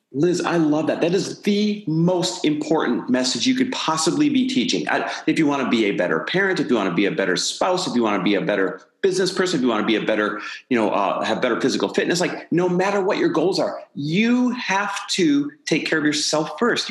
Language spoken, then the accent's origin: English; Midwest, United States; now in Santa Monica, United States; I am Midwest born and raised. Now living out here in Santa Monica, California